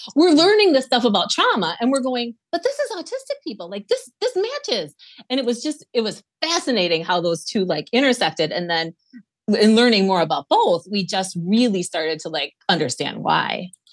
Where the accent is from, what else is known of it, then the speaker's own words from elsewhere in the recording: Wisconsin, United States; we're from Wisconsin, Lisa and I are from Wisconsin